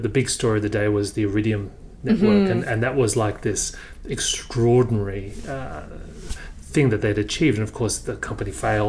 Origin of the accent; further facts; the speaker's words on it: Australia; I'm Australian